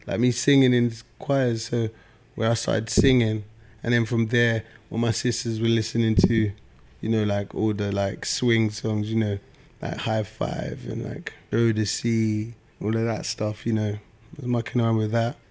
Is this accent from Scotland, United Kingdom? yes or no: no; London, United Kingdom; I'm from South London